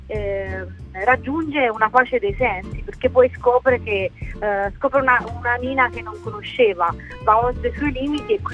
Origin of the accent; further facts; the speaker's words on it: Termoli, Molise, Italy; born there; Sì, sono nata a Termoli, ma sono, i miei genitori vivono a Lesina, in Puglia, quindi sono un po'